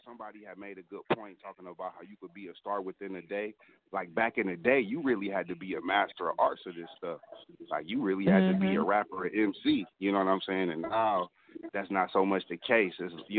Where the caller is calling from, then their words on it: Akron, Ohio, United States; from Akron, Ohio.